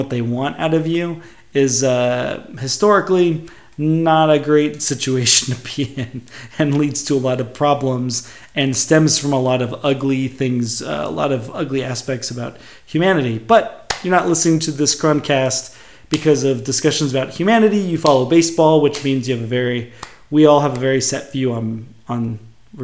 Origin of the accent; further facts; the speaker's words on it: Bay Area, California, United States; growing up in the Bay Area